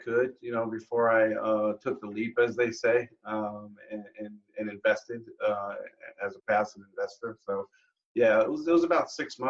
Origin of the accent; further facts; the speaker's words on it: Long Island, New York, United States; moved away as an adult; also born or lived in Texas; now in Tampa, United States; I was born in New York and raised in New York area in Long Island